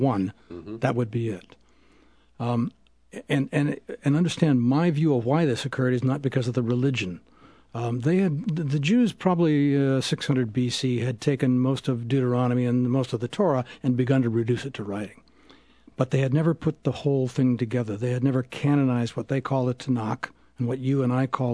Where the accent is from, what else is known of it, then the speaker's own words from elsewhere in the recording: Spokane, Washington, United States; When I was a kid in Spokane